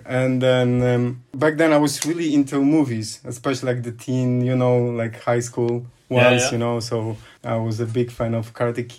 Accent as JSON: {"language": "English", "town": "Warsaw", "region": "Masovian Voivodeship", "country": "Poland", "tie": "born or raised there", "said": "I was born and raised here in Warsaw. And I lived the whole life."}